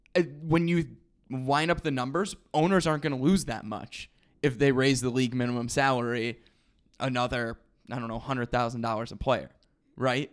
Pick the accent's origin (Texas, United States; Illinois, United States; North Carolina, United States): Illinois, United States; Rockford; Rockford, Illinois, my hometown, you already know, eight one five represent.